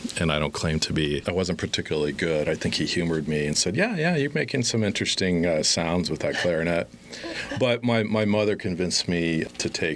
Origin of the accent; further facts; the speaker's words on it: Las Vegas, Nevada, United States; also born or lived in Chapel Hill, North Carolina; born in Vegas